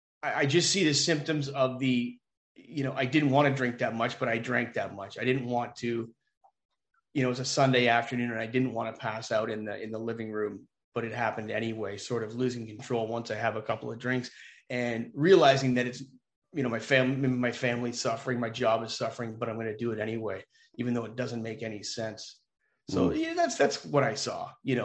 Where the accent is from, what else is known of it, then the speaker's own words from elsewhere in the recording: just north of Toronto, Ontario, Canada; Well, I grew up just north of Toronto. So I'm from Ontario. I'm a Canadian, full disclosure.